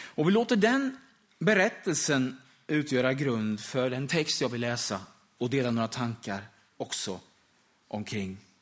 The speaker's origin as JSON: {"language": "Swedish", "town": "Österbymo", "region": "Östergötland", "country": "Sweden", "tie": "born or raised there", "said": "familjen och församlingen där hemma i södra Östergötland i Österbymo"}